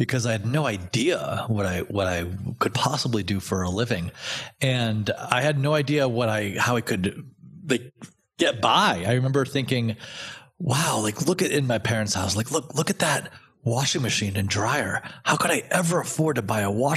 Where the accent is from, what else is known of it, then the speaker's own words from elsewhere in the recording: Danbury, Connecticut, United States; moved away as an adult; also born or lived in Providence, Rhode Island; moved to Danbury, Connecticut, out in the country when I was six. So I did most of my growing up in Danbury